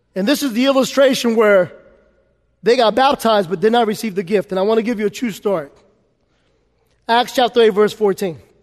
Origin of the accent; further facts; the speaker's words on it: New York City, New York, United States; I grew up in New York City